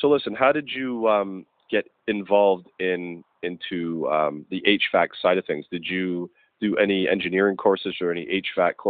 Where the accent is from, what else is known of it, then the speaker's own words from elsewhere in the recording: Scotland, United Kingdom; moved away; I'm originally from Scotland